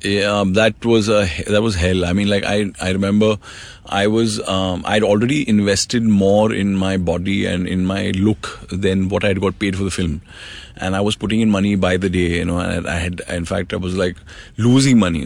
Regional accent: Mumbai, Maharashtra, India; I grew up in Mumbai. I'm born and raised here.

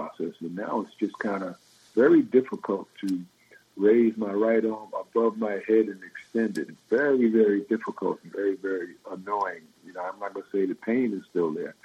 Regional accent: Long Island, New York, United States; growing up in the Northeast, because I grew up in Long Island

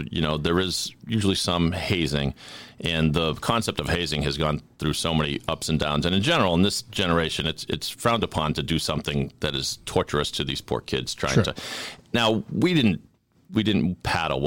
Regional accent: Sharon, Massachusetts, United States; also born or lived in Philadelphia; I'm from Sharon, Mass. I'm a townie.

